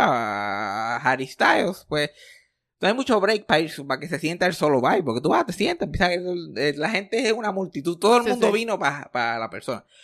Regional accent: Puerto Rico; accent: jíbaro; mi acento jíbaro

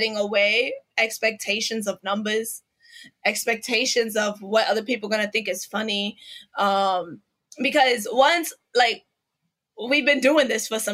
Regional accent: New York City, New York, United States; I grew up in East New York in Brooklyn

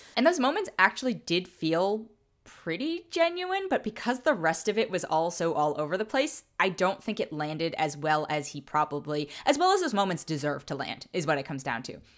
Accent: California, United States; as a Californian

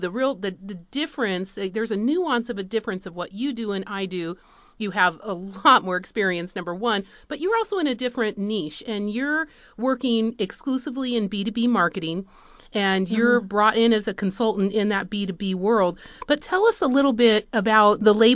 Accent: Madrid, Community of Madrid, Spain; moved away; I grew up in Spain, in Madrid

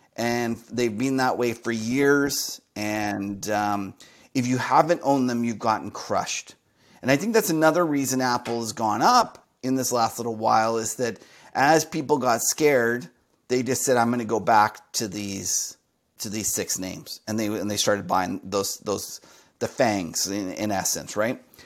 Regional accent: Canada; Here in Canada, where I'm Canadian

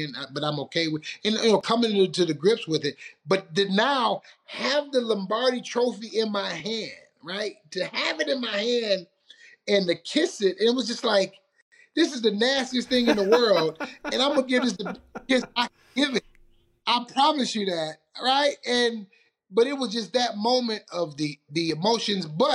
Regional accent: Detroit, Michigan, United States; moved away; in Detroit, my hometown

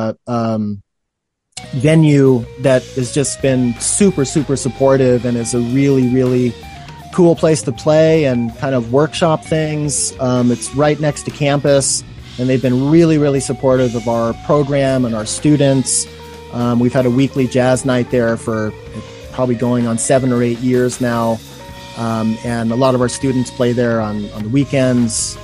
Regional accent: Oregon, United States; also born or lived in New York; now in Reno, United States; I'm originally from Oregon

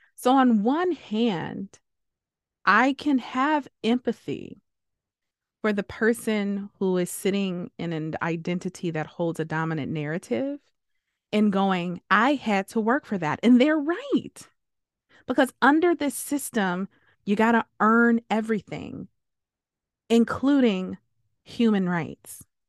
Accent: United States; first language English; English is my first language. I am an American

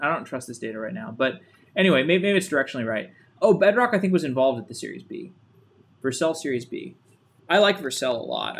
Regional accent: Austin, Texas, United States; I'm from Austin originally, so.

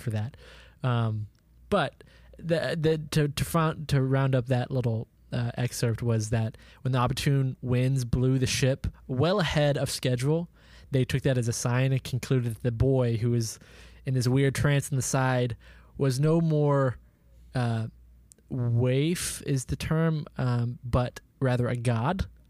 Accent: Oklahoma, United States; our town, Jacob, where we grew up in Oklahoma

